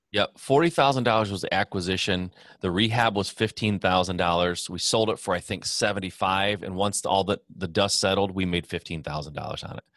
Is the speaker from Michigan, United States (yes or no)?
yes; Michigan, United States; born and raised in Michigan